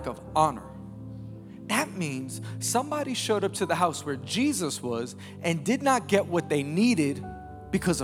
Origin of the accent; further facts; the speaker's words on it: New York City, New York, United States; I'm born and raised in Queens, New York. I actually still live in New York with my wife and children